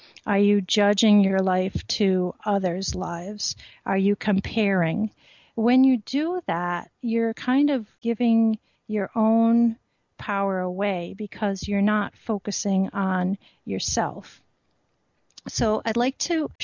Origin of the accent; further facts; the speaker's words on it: Rhode Island, United States; I grew up in Rhode Island and used to go to Goddard Park